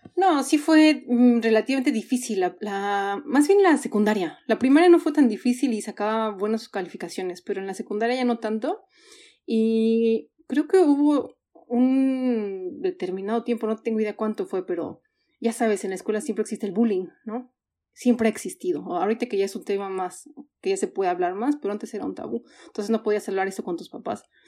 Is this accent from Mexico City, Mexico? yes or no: yes; Mexico City, Mexico; moved away as an adult; also born or lived in Hamburg, Germany / Vienna, Austria; now in Sweden; soy chilanga 100%, porque ahí crecí, ahí nací, ahí crecí